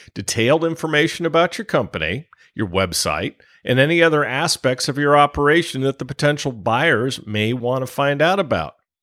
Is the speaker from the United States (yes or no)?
yes; California, United States; I come from California